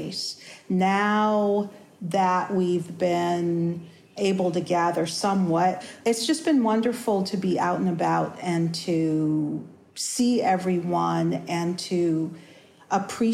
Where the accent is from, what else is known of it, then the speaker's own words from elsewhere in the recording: Los Angeles, California, United States; I grew up in Los Angeles